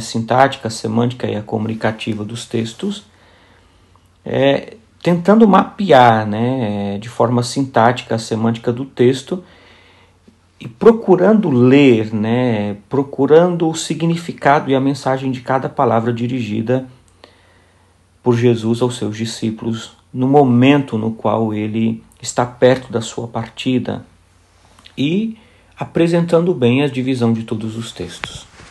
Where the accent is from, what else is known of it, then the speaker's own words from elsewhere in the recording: São Bernardo do Campo, São Paulo, Brazil; moved away as an adult; also born or lived in Paraíba, Brazil; now in Poznań, Poland; Nasci na Paraíba, sou paraibano de origem, vivi quase toda a minha vida em São Bernardo do Campo, em São Paulo.